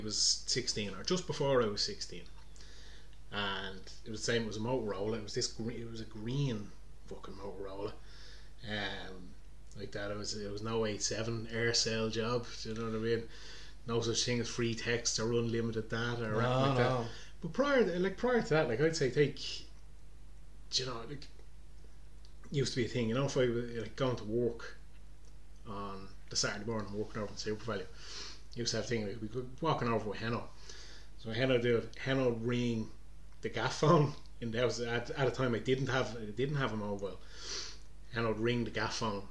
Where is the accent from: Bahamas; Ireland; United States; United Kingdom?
Ireland; Balbriggan, Leinster; growing up in Balbriggan